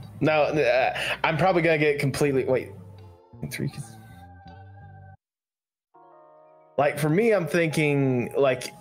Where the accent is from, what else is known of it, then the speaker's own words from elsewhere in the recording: Georgia, United States; I'm not born from Georgia, but I was raised in Georgia, so I consider that my hometown more than anything else.